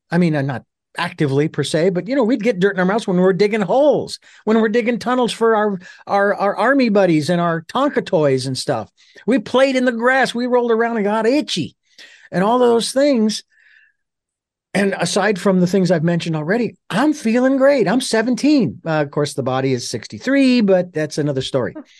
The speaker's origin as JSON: {"language": "English", "town": "Phoenix", "region": "Arizona", "country": "United States", "moved": "yes", "lives_now": "Santa Barbara, United States", "said": "I'm originally from Phoenix. I live in Santa Barbara"}